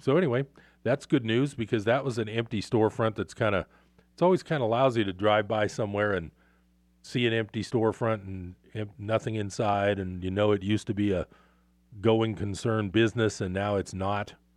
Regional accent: Bay Area, California, United States; moved away as an adult; now in Northern California, United States; I grew up in the Bay Area

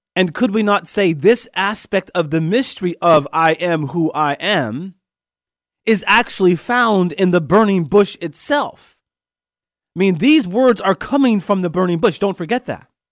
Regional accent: United States; my identity as an American

